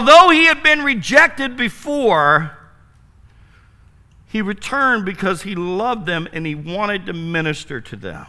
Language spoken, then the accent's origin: English; Wooster, Ohio, United States; Worcester, Ohio. That's my hometown